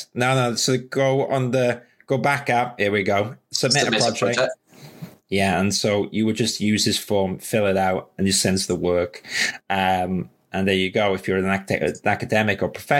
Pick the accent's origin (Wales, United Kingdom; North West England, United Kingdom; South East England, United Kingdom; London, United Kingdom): London, United Kingdom; I'm a Londoner